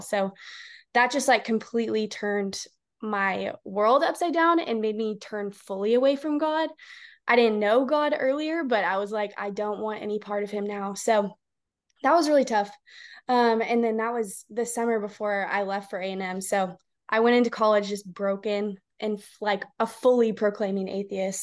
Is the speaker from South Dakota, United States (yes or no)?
no; The Woodlands, Texas, United States; also born or lived in College Station, Texas; now in Houston, United States; I have been born and raised in Texas. Um, I grew up in the woodlands, Texas